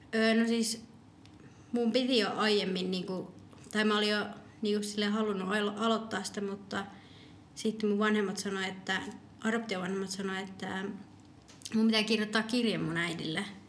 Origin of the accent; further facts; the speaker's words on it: Finland; also born or lived in Medellín, Colombia; mä tulin ihan pienenä